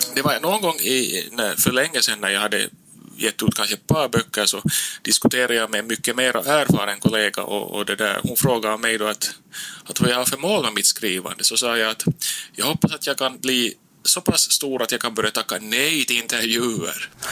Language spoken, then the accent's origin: Swedish; Nykarleby, Ostrobothnia, Finland; now in Turku, Finland; jag är då själv från Österbotten som du sa, upp uppväxt i Nykarleby